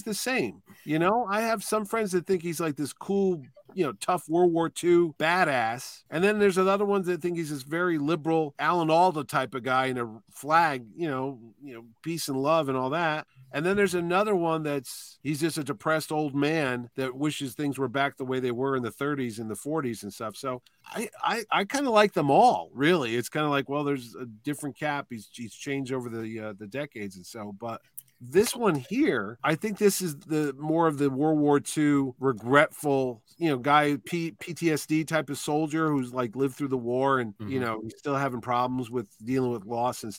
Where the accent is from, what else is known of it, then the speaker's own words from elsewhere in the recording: New Haven, Connecticut, United States; I grew up in New Haven, and it was just a diverse neighborhood